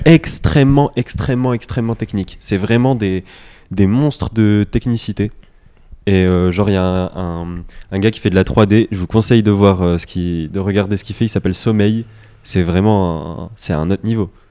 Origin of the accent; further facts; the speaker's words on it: France; on est français